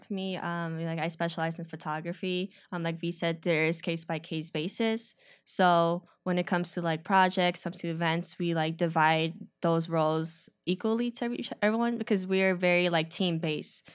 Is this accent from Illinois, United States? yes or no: yes; Chicago, Illinois, United States; I grew up on the north side of the city.